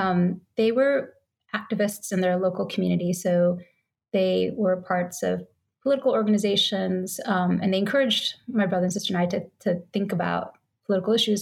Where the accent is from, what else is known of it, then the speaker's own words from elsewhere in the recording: Solon, Ohio, United States; also born or lived in West Virginia; I grew up in the Solon suburbs of Cleveland.